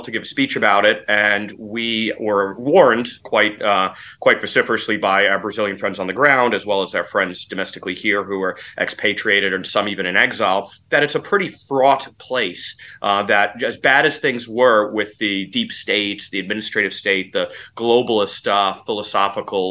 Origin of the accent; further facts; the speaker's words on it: Poland; I come from Poland and Central Europe, where the post-communist apparatuses are still very strong